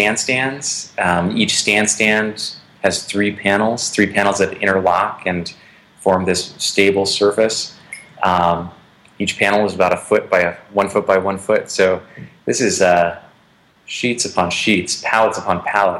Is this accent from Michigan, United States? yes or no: no; northern Wisconsin, United States; moved away; contributing to the economy in my hometown